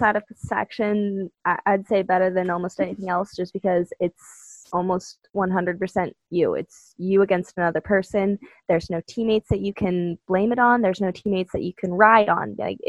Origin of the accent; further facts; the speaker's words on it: Colorado, United States; also born or lived in Montana; So I only lived in Montana until I was 8. And then I moved to Colorado where I currently live.